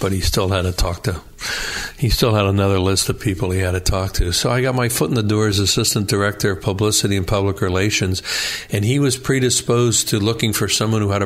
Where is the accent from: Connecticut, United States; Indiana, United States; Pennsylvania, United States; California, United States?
Pennsylvania, United States; Newtown Square; I grew up in Newtown Square in Delaware County